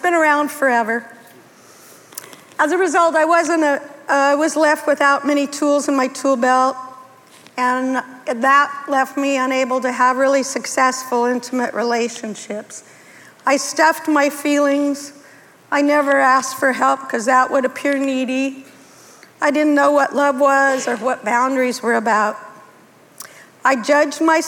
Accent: Denver, Colorado, United States; I was raised in Denver, Colorado, the youngest of two girls.

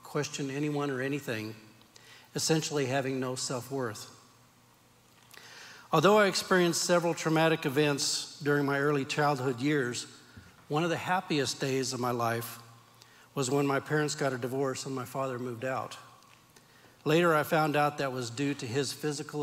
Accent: Turlock, California, United States; I was born and raised in Turlock, California

